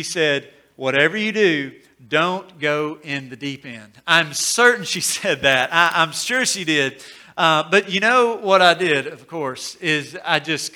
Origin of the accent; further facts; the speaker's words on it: Corinth, Mississippi, United States; growing up in Corinth, we would make the drive over to Decatur, Alabama